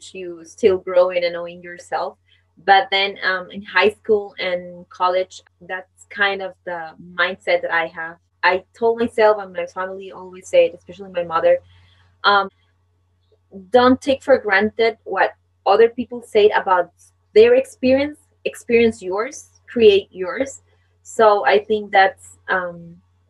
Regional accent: Costa Rica; first language Spanish; English is a second language; I am from Costa Rica. I'm a Latin woman. My native language is Spanish.

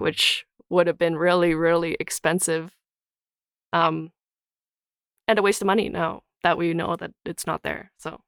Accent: Calgary, Alberta, Canada; so I grew up in Calgary

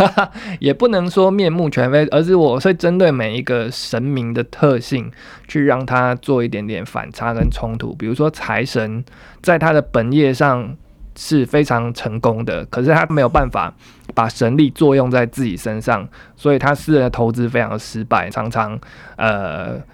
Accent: Taiwan; 也去展现新一代我们台湾人的样貌

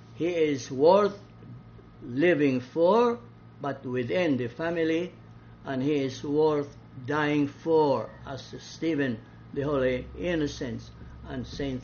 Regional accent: Balamban, Central Visayas, Philippines; in my hometown, Balamban, we lived in a barangay of the Poblacion in Baliwagan.

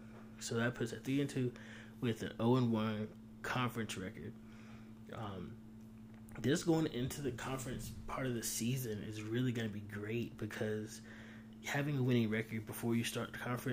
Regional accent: Hickory, North Carolina, United States; I grew up in Hickory, where Lenore Ryan is

